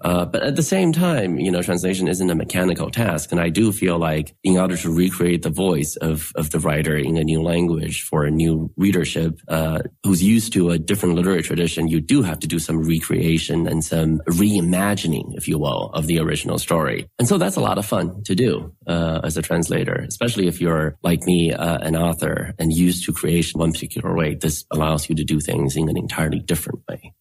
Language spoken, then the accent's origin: English; United States; I'm an American writer